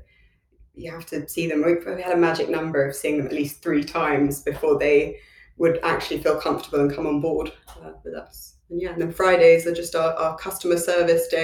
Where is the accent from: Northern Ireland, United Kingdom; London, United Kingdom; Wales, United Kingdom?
London, United Kingdom